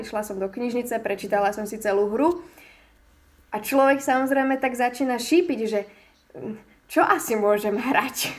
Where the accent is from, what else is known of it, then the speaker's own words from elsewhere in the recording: Michalovce, Košice Region, Slovakia; som vlastne z Michaloviec